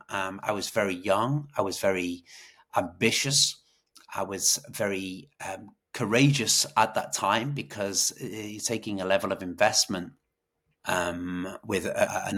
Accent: Wales, United Kingdom; moved away as an adult; also born or lived in Ireland; now in Dublin, Ireland; I am from Wales. I'm from the UK originally

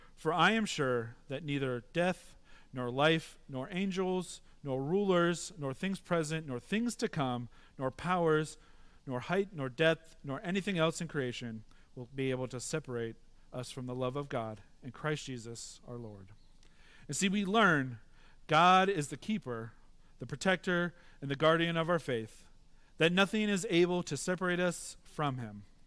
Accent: Midwest, United States; moved away; Growing up in the Midwest, I've had to, uh, come and understand tra-, more traffic here 'cause I'm not used to it

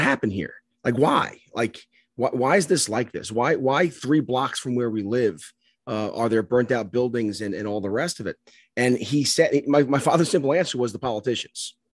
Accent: New York City, New York, United States; I grew up in the South Bronx, um, Catholic school

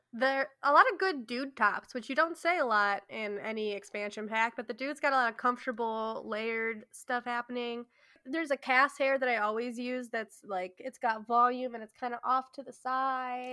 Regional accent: Midwest, United States; I am from the Midwest

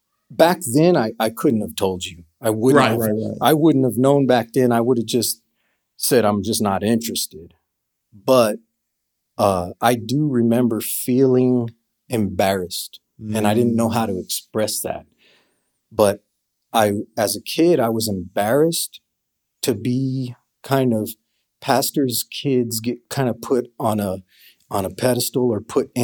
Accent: El Paso, Texas, United States; That would have been Northeast El Paso.

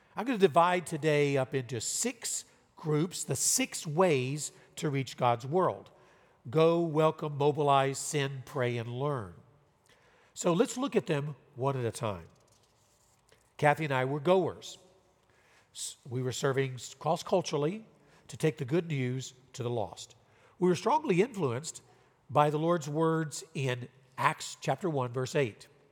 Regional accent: Louisiana, United States; moved away as an adult; also born or lived in Southern California / Riverside, California / Tokyo, Japan; now in Fresno, United States; I'm from Louisiana

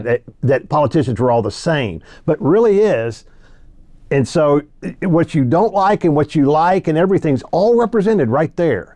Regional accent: Arkansas, United States; also born or lived in Louisiana; now in Texas, United States; I was born in Louisiana, raised in Arkansas

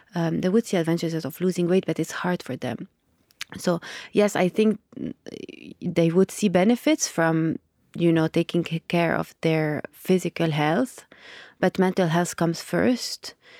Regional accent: Lebanon; I grew up in Lebanon

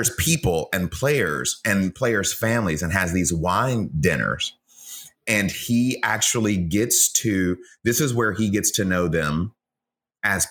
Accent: Atlanta, Georgia, United States; moved away as an adult; also born or lived in Mississippi; now in Houston, United States; I grew up in Mississippi and in Atlanta. So I'm a kid of the South, went to school here in Texas and kind of stayed.

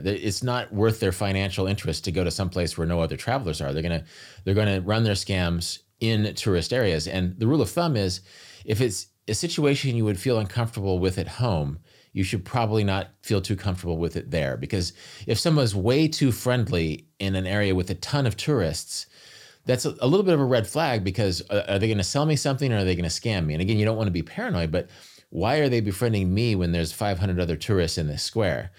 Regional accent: United States; being an American

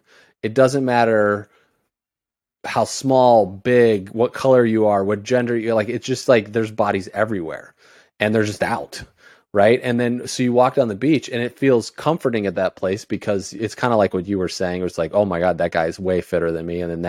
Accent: Indiana, United States; now in Miami, United States; I grew up in Indiana.

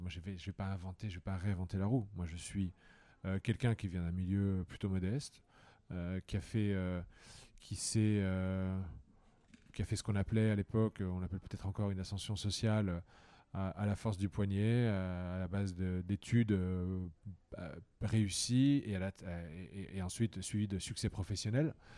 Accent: Toul, Grand Est, France; now in Madrid, Spain; j'ai grandi dans une petite ville de province, Toul

